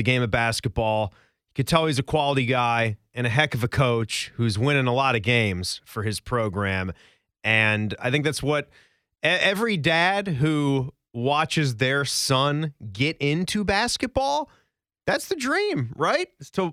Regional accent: Virginia, United States; I grew up in Virginia

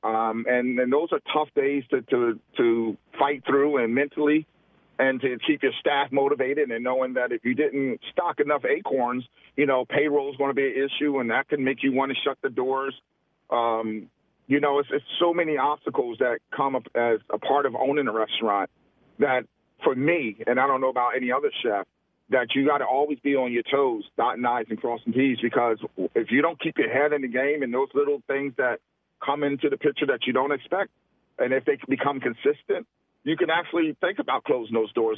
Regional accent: Camden, New Jersey, United States; moved away; Camden, New Jersey, my hometown

